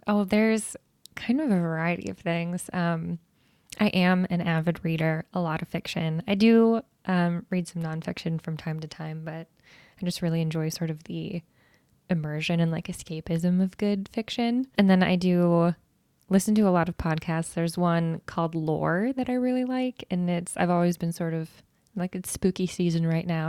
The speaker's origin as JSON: {"language": "English", "region": "Iowa", "country": "United States", "tie": "born or raised there", "said": "I've lived in Iowa my whole life"}